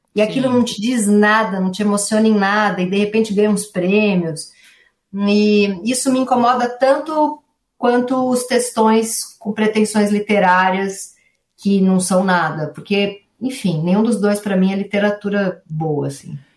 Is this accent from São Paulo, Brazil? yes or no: yes; São Paulo, Brazil; Eu venho da Zona Leste de São Paulo, nasci numa família que não tinha muito livro na minha casa, não sou filha de intelectuais, não sou filha de ninguém é, artista, nasci no Tatuapé